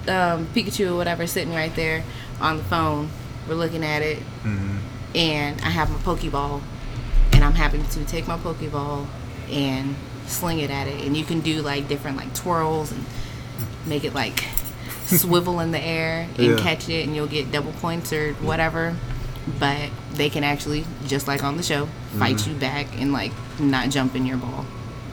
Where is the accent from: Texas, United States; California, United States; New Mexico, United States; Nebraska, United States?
Texas, United States; Houston; born there; also born or lived in Georgia, United States; I was born in Houston, Texas.